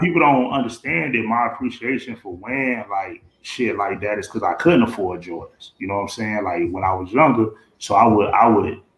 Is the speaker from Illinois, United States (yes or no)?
no; Miami, Florida, United States; I'm at Holmes Elementary. I'm in Liberty City